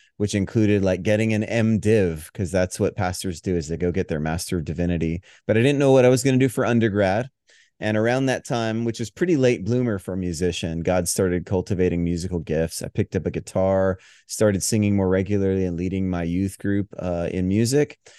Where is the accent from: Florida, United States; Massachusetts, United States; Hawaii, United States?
Hawaii, United States; moved away; also born or lived in Denver; I grew up in the Southern Baptist tradition, which I love, appreciate. It was the cradle of my faith, um, in Hawaii, of all places